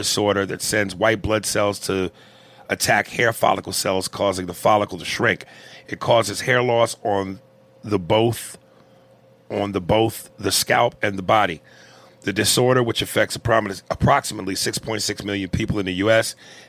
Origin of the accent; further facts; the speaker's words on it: Canada; accent: Canadian; Mic drop in my Canadian accent. I have no Indian accent, but for joke purposes, I laugh because Aries has fun with the accent.